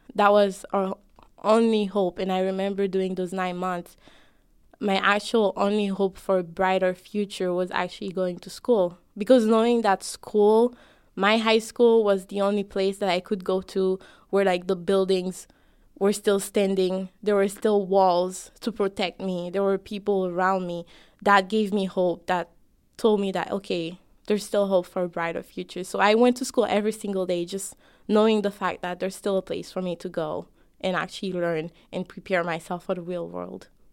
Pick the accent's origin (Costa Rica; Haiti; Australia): Haiti; now in United States; I'm both an American me and a Haitian me.